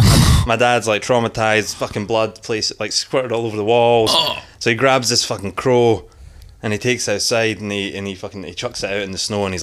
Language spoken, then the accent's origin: English; Philpstoun, Scotland, United Kingdom; moved away as an adult; now in Australia; from this little village in Scotland, it's called Phillipston. It's tiny. There's only about fucking 30 people. Oh, no, not 30. It's bigger than that. There's about 300 people.